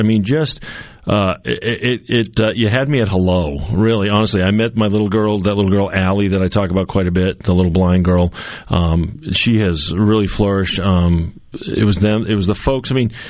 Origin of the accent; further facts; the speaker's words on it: New Hampshire, United States; also born or lived in Southbridge, Massachusetts; now in Mississippi, United States; So home is Southbridge, Massachusetts, with my wife, who was just here, and she just went back there yesterday. So I'm from New Hampshire originally. I'm a Yankee.